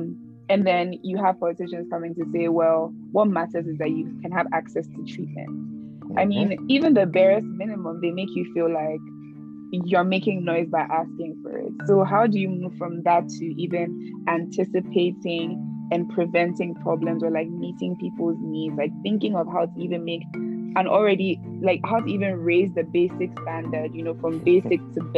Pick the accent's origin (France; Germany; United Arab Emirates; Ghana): Ghana; I don't know if this is because I grew up in Ghana